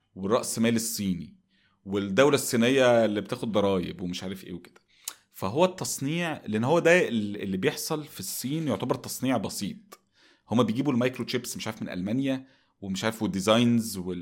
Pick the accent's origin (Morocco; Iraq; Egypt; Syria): Egypt